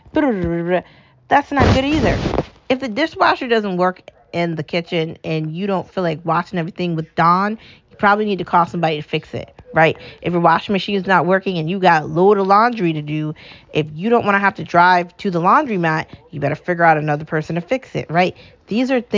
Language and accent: English; United States; also born or lived in New England; I love being American